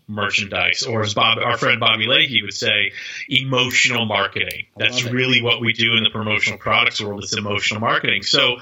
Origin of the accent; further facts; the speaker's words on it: Tennessee, United States; my home state of Tennessee